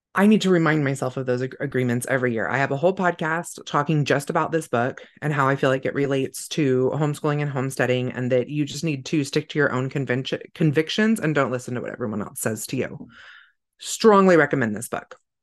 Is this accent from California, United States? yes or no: yes; California, United States; now in Idaho, United States; I grew up in California, but it was a very rural part of California